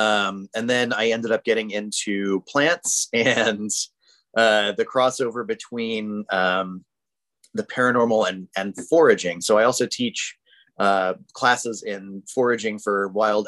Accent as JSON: {"language": "English", "town": "St. Augustine", "region": "Florida", "country": "United States", "tie": "born or raised there", "moved": "yes", "lives_now": "Seattle, United States", "said": "I've lived in Seattle since 98, but I grew up in Florida, in Northeast Florida, in a town called St. Augustine"}